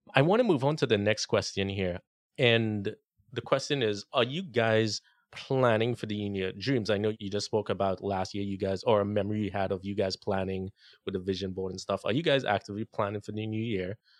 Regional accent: Trinidad & Tobago; moved away; my home country

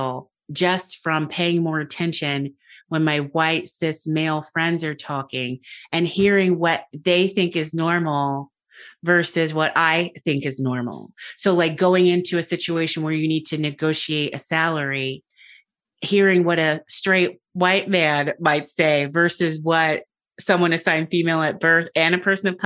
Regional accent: United States; moved away; I'm American. I'm very American

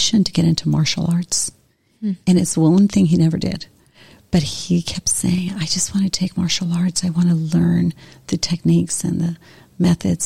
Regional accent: Montevideo, Uruguay; I was born in Montevideo in Uruguay in South America.

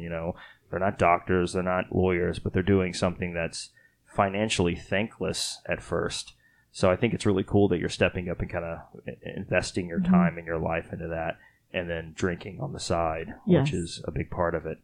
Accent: Texas, United States; I'm actually from Texas

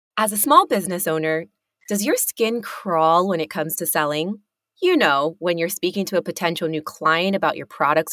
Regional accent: Uvalde, Texas, United States; moved away; I was born in Uvalde, Texas, which is a really small town

